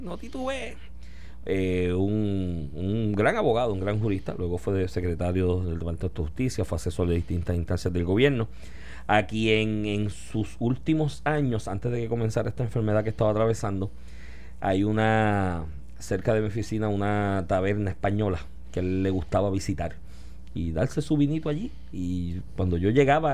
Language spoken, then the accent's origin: Spanish; Puerto Rico; siendo nosotros colonia de Estados Estados Unidos. Si Estados Unidos tiene una crisis económica, ¿qué nos va a pasar a nosotros aquí?